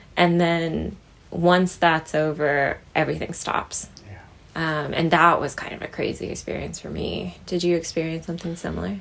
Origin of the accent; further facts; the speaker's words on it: Midwest, United States; we grew up in the Midwest.